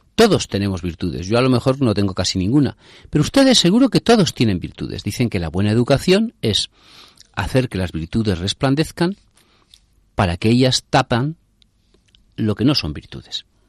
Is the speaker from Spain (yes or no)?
yes; Spain